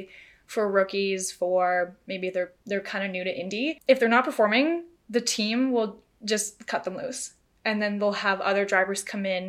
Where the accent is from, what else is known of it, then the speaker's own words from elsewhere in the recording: Canada; as Canadians